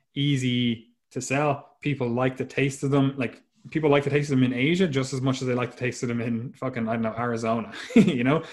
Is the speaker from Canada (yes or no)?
no; Ireland; the two of us are Irish